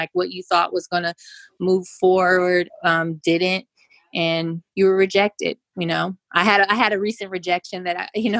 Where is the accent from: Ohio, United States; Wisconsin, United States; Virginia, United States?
Wisconsin, United States; You know, I'm from Wisconsin. We do custard here.